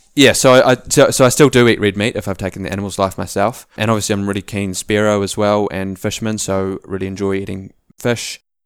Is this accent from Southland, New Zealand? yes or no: no; Auckland, New Zealand; moved away as an adult; also born or lived in South Island; we grew up in Auckland as a family